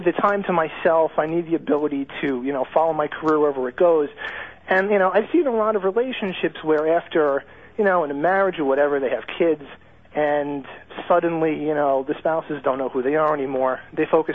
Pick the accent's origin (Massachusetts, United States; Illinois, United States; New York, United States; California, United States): New York, United States; I'm a New Yorker